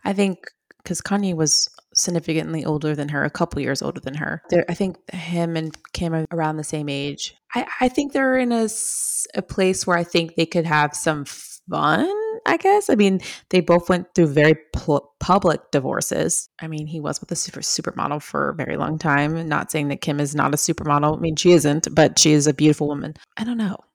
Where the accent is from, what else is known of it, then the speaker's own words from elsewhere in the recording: Long Island, New York, United States; I'm from Long Island